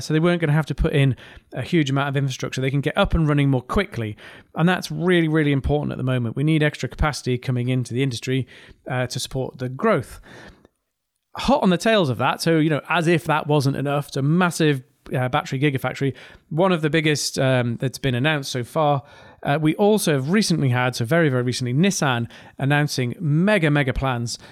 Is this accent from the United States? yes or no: no; North East England, United Kingdom; accent: mild regional accent from the northeast of England; I have a quite a mild regional accent from the northeast of England